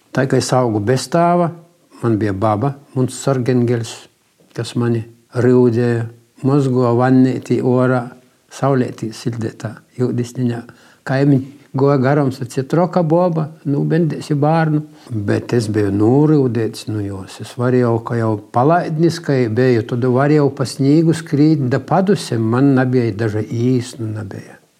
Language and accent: Latvian; Tilža, Latgale, Latvia; also born or lived in Jūrmala / Kuprava; now in Preiļi, Latvia; es sevi atceros tilžā.